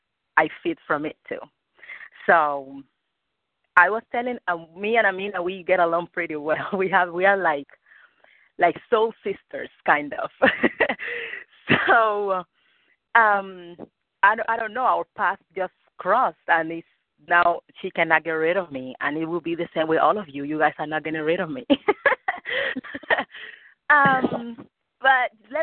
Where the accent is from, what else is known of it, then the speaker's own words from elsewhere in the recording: Cuba; English is a second language; now in Rhode Island, United States; I'm Cuban. I'm from Cuba